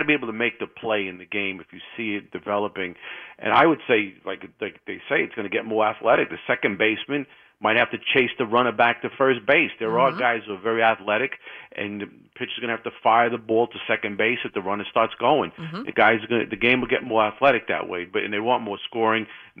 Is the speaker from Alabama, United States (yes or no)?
no; Bronx, New York, United States; now in Manhattan, United States; All right, and I grew up 30 minutes in the Bronx from Yankee Stadium, if you don't include traffic jams.